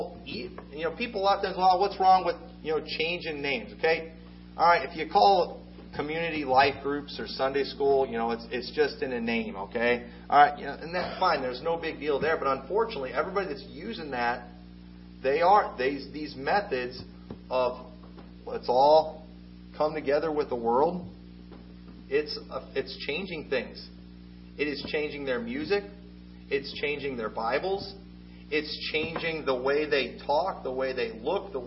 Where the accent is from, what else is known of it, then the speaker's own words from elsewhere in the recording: United States; I'm an American